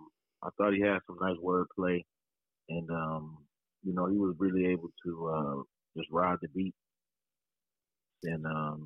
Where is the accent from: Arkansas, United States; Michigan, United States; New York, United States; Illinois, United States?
Illinois, United States; Freeport; Man, I'm from Freeport, Illinois, located right out here in the Midwest.